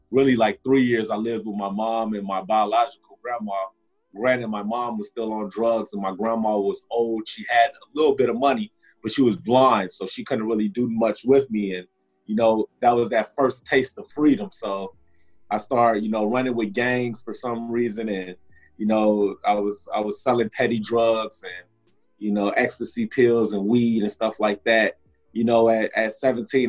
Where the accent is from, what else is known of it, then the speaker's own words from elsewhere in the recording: Chicago, Illinois, United States; moved away as an adult; also born or lived in Atlanta, Georgia; now in San Diego, United States; I grew up in Chicago. I spent my first 10 years of adulthood in Atlanta, Georgia